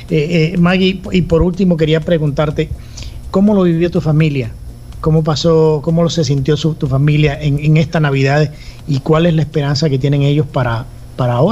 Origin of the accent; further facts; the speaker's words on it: Dominican Republic; nos trasladamos al Caribe, a la isla de República Dominicana, mi país de origen, el cual extraño bastante.